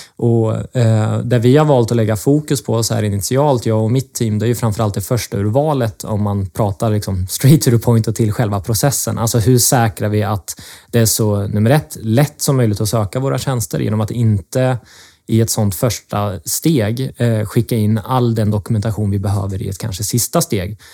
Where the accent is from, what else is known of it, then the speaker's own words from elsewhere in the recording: Linköping, Östergötland, Sweden; accent: östgötska; jag kommer från Linköping, kommer säkert höras här under samtalet idag.